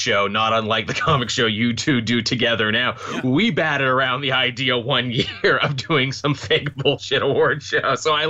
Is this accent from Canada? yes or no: yes; Canada; we Canadians